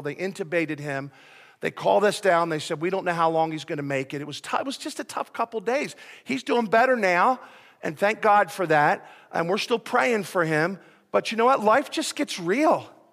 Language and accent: English; Philadelphia, Pennsylvania, United States; moved away; I'm from Philadelphia